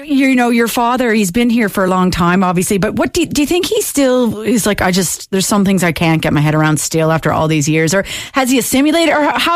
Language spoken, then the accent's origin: English; Canada; now in Ireland